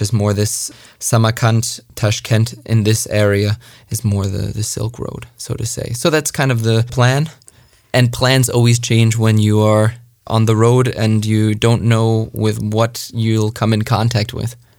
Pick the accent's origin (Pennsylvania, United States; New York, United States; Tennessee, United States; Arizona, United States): New York, United States; Long Island; moved away; I was born and raised in New York, uh, Long Island, New York